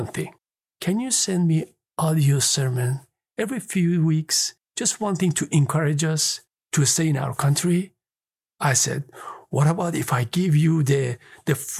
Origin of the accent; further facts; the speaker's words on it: Iran; moved away; I was born in Iran.